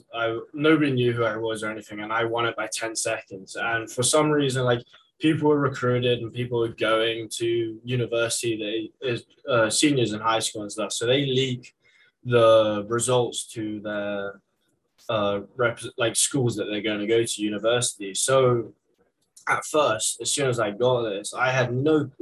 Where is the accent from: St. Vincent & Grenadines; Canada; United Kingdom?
United Kingdom; England; moved away as an adult; now in Syracuse, United States; growing up in England